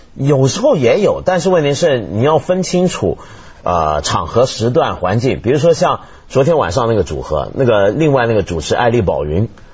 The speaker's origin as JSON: {"language": "Chinese", "region": "Guangdong", "country": "China", "said": "所以你用我们广。广东话讲，我们广东人常常，香港人常常说一句话"}